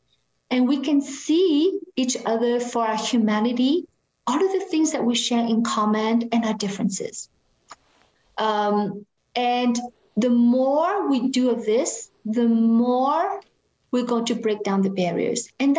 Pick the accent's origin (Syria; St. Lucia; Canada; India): Canada; It's very hard for us to do that if we were raised in Canada.